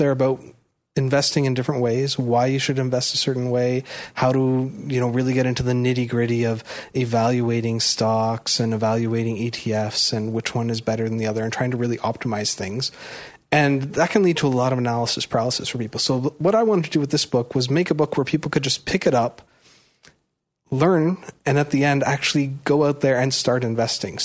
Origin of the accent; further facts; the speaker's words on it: Toronto, Ontario, Canada; I was born and raised in Toronto, but my parents come from Prince Edward Island